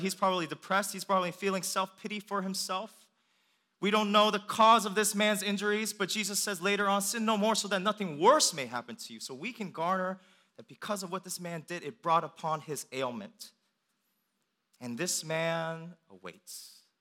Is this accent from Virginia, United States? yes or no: yes; Northern Virginia, United States; also born or lived in Richmond, Virginia; when I come back home, um, I'm driving from Richmond to Northern Virginia